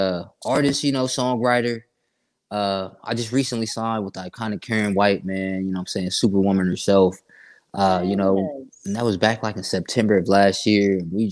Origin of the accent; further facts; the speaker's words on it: Sanford, Florida, United States; also born or lived in Columbus; I was born in Columbus, but I ended up moving to Florida as a young kid to a city called Sanford. It's 30 minutes outside of Orlando. You know what I'm saying? So I grew up kind of out in Sanford, man.